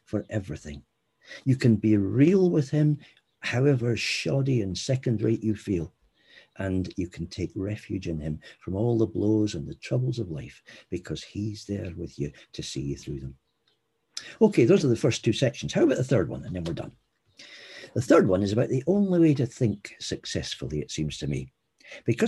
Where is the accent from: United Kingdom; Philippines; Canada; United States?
United Kingdom; Scotland; I'm Scottish